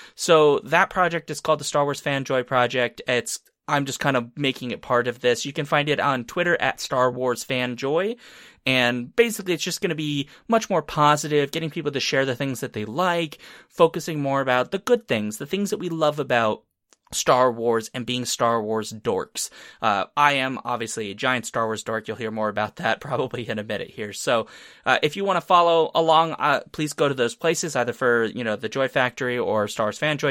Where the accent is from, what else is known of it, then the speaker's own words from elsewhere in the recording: Tennessee, United States; I was born in Tennessee, by the way, uh, but that's not really where it started 'cause I was just a little bit of a baby